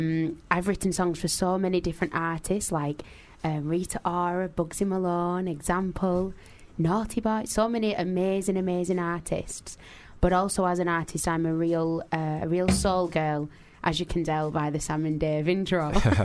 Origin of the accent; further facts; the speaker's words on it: Manchester, North West England, United Kingdom; now in London, United Kingdom; I was only really used to living in Manchester.